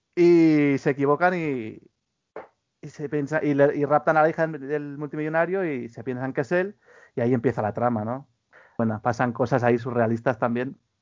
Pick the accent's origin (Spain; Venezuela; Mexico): Spain